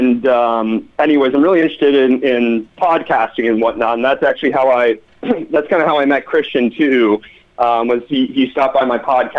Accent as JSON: {"language": "English", "town": "St. Louis", "region": "Missouri", "country": "United States", "tie": "born or raised there", "moved": "yes", "said": "I'm actually from St. Louis, Missouri, and I went to an all boys high school"}